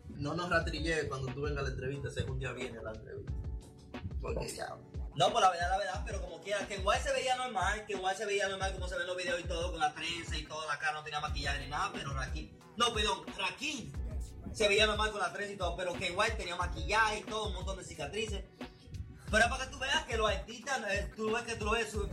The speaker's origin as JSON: {"language": "Spanish", "town": "Salcedo", "region": "Hermanas Mirabal", "country": "Dominican Republic", "also_born_or_lived": "San Francisco de Macorís", "said": "nosotros específicamente venimos de el Cibao, eh, Salcedo y San Francisco de Macorís."}